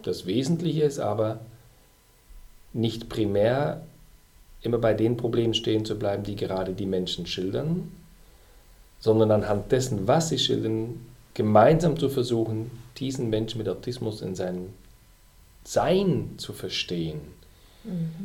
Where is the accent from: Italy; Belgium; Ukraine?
Belgium; moved away as an adult; now in Germany; Ich bin ja Belgier und habe zu der Zeit auch noch in Belgien gelebt.